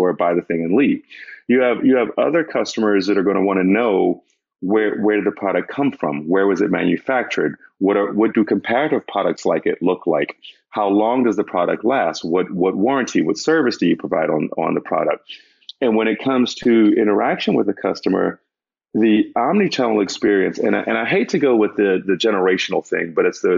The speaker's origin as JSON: {"language": "English", "region": "Northeast", "country": "United States", "said": "I'm from the Northeast"}